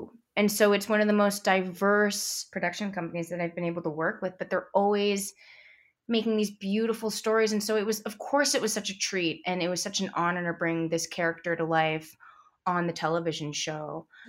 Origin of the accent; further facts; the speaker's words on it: San Francisco, California, United States; Oh, I mean, I grew up in San Francisco, so we'd always go to Big Sur or the Redwoods or Point Reyes.